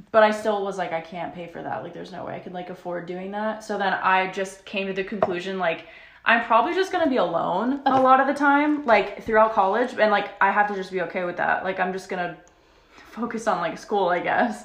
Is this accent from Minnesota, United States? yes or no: no; Florida, United States; now in Nashville, United States; we're both from Florida